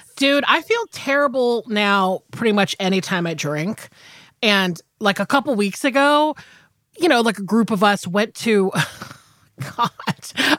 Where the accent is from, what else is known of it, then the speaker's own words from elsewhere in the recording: Georgia, United States; I'm from Georgia.